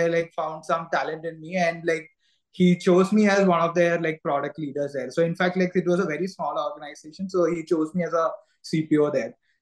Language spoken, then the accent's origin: English; Kerala, India; moved away as an adult; also born or lived in Bangalore; I'm also natively from Kerala